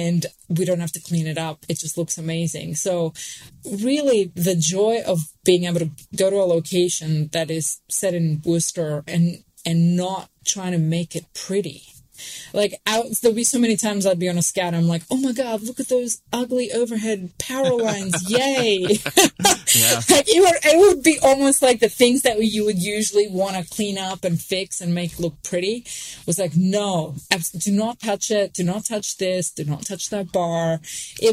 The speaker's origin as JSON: {"language": "English", "town": "Sydney", "region": "New South Wales", "country": "Australia", "tie": "born or raised there", "also_born_or_lived": "New York / Pennsylvania", "accent": "Australian", "moved": "as an adult", "said": "When I first moved from Sydney, I moved to New York"}